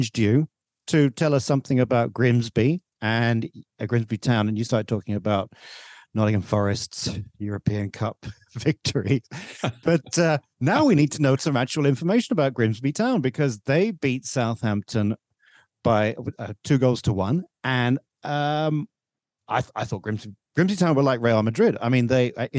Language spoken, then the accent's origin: English; Malaysia; I, as a Malaysian